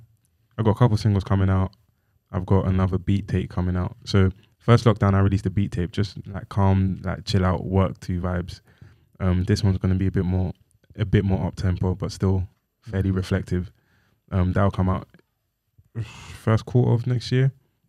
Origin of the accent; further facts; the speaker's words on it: Nigeria; But I'm Nigerian.